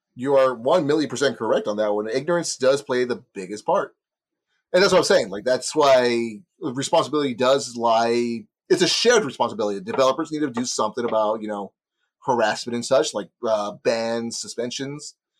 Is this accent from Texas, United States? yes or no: yes; Texas, United States; Speaking as a Texan